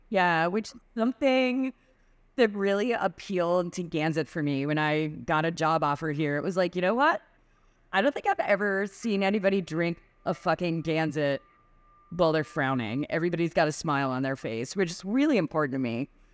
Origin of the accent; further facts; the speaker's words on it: Lexington, Massachusetts, United States; I grew up in Lexington, Massachusetts, which is where the Revolutionary War started.